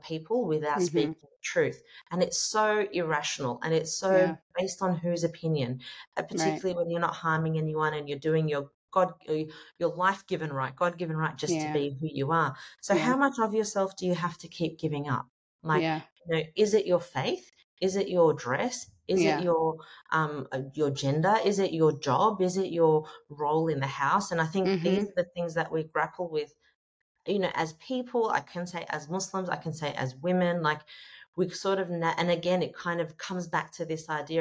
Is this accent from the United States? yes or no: no; Australia